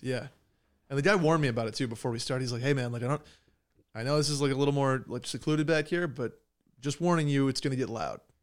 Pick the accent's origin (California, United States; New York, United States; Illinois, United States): New York, United States; Upstate; I am from New York